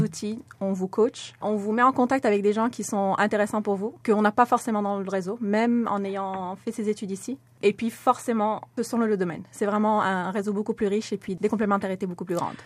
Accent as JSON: {"language": "French", "country": "Morocco", "tie": "born or raised there", "moved": "as an adult", "said": "j'ai grandi au Maroc"}